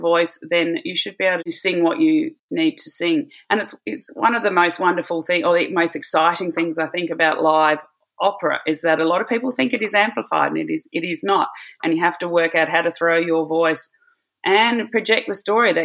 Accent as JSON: {"language": "English", "town": "Adelaide", "region": "South Australia", "country": "Australia", "tie": "born or raised there", "also_born_or_lived": "Bangor, Wales / Hamburg, Germany", "moved": "as an adult", "said": "4 months after I was born, they decided to return to Adelaide. And that's where I grew up"}